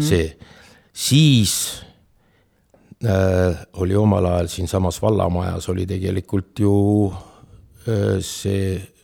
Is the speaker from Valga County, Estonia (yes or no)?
yes; Otepää, Valga County, Estonia; also born or lived in Tartu; ma olen tõsiselt terve elu olnud Otepääl